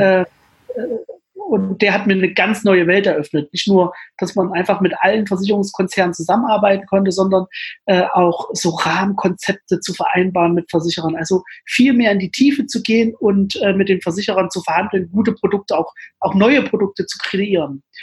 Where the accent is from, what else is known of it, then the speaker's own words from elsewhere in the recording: Jena, Thuringia, Germany; in meiner alten Heimatstadt, in Jena, wo ich auch heute lebe